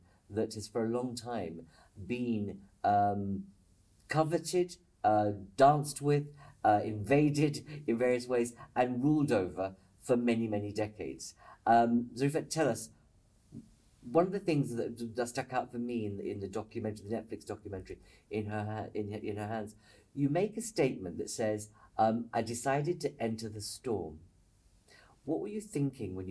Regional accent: India; being an Indian

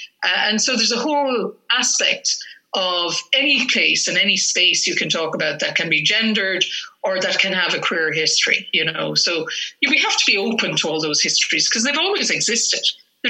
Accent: Ireland; me as an Irish woman in 21st century Ireland

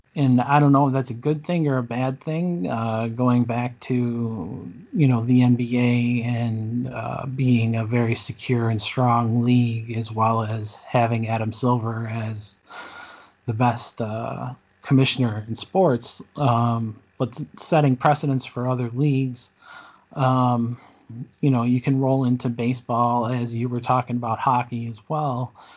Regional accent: Buffalo, New York, United States; Born and bred in Buffalo, uh, just like Noah. Um, never really lived outside of Buffalo

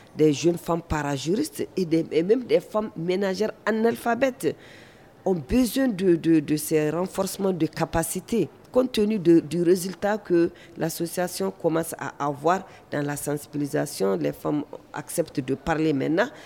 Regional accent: Mali; en tant que malienne

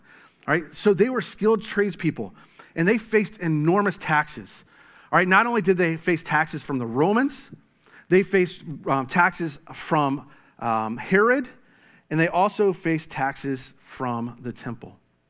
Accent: Florida, United States; also born or lived in DeRidder, Louisiana; All right, I grew up in Florida, but I lived for 2 years in Louisiana.

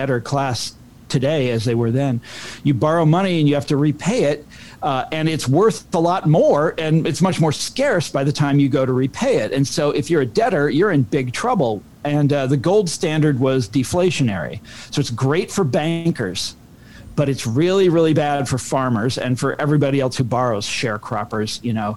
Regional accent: Kansas, United States; I'm from Kansas.

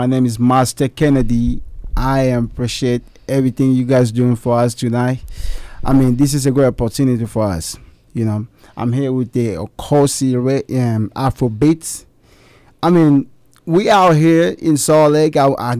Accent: DR Congo; English is a second language; I'm from the Congo, and the Congo, we have like thousands of dialects, man.

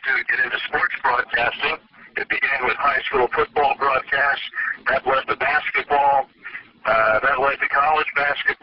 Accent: Eastern Pennsylvania, United States; moved away as an adult; also born or lived in Richmond, Virginia; when I graduated from high school, I went, that was in Eastern Pennsylvania, my hometown

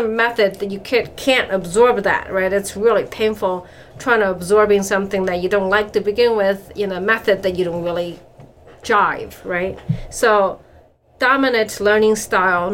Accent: China; moved away; I grew up in China

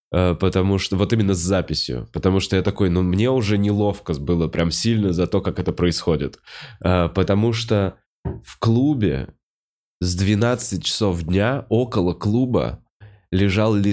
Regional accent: Yekaterinburg, Sverdlovsk Oblast, Russia; Я из Екатеринбурга.

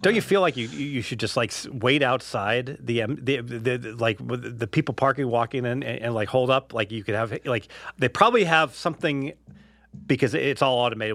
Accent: Cincinnati, Ohio, United States; now in Henderson, United States; growing up in Cincinnati

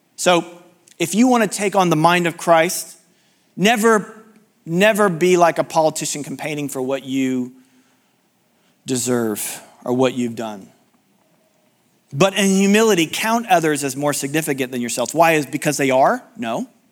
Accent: United States; being American

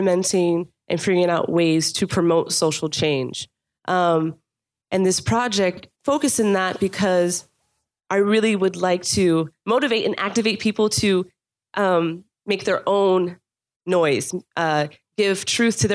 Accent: North Miami, Florida, United States; also born or lived in New York; I'm born and raised here. I'm a product, yes, made in Dade, represent 305

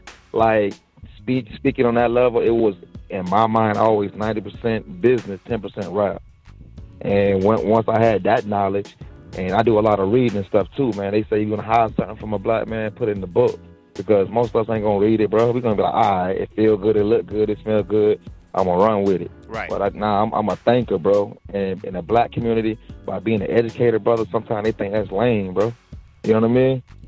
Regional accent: Dade City, Florida, United States; I'm from like it's called Dade City

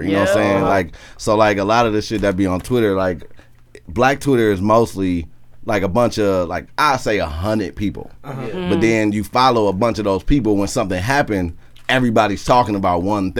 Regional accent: Milwaukee, Wisconsin, United States; also born or lived in Chicago; I was born in Chicago actually, but I moved to Milwaukee when I was like two, like one or two.

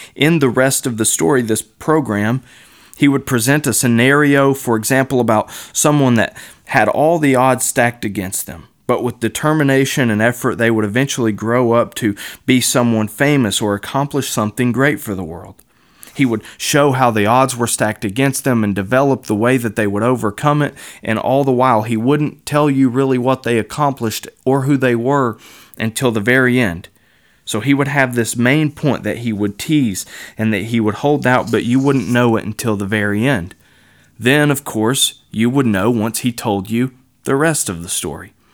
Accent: Kentucky, United States; I was raised in Kentucky

